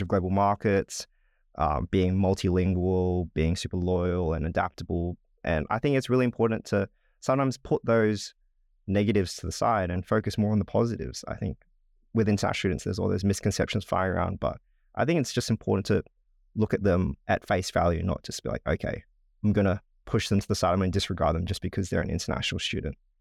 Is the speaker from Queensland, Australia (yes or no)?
no; Darwin, Northern Territory, Australia; moved away as an adult; now in Melbourne, Australia; I was born and raised in Darwin in the Northern Territory